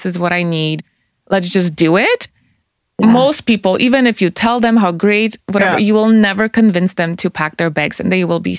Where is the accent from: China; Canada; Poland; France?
Poland; English is a second language; moved away; also born or lived in Austria; I'm Polish. Yeah, I am. So it's funny because like when I was born in Poland, so I speak the language. Yeah, there you go. See, and then we immigrated. Well, we refugeed to Austria. So I spoke German